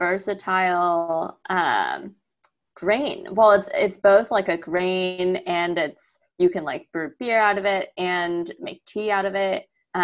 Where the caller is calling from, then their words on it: Oakland, California, United States; Yeah, I am safely sheltered in place in Oakland, California.